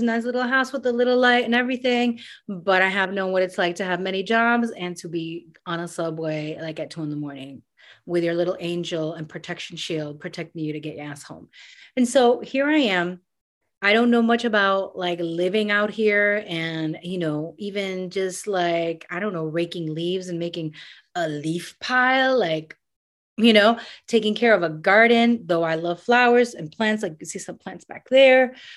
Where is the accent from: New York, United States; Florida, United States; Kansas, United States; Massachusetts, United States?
New York, United States; New York City; also born or lived in Panama; I grew up in New York City. I grew up in Queens